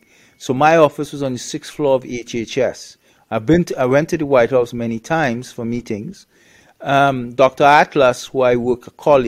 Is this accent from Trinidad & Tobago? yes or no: yes; Trinidad & Tobago; moved away; also born or lived in Canada; I'm originally from Trinidad